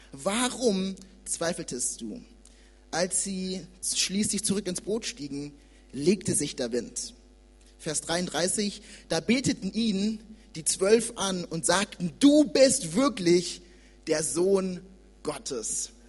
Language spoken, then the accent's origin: German; Nuremberg, Bavaria, Germany; Ich bin in Nürnberg geboren und aufgewachsen und vor zwei Jahren bin ich in die Nähe von Frankfurt gezogen, um dort äh, Theologie zu studieren